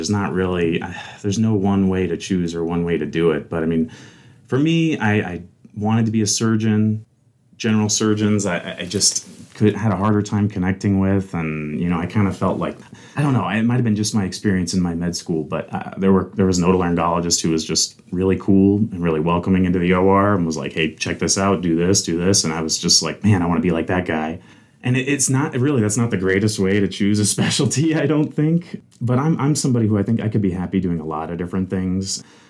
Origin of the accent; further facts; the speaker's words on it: Fort Benning, Georgia, United States; born there; also born or lived in Alabama / Kentucky / Tennessee / Texas; My dad was in the Army. I was born in Fort Benning, Georgia, a very common military post, and I actually lived there four different times throughout my childhood.